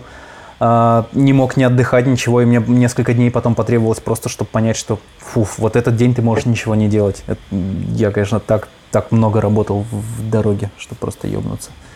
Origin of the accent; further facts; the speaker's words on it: Izhevsk, Udmurtia, Russia; у меня в Ижевске, естественно, такого не было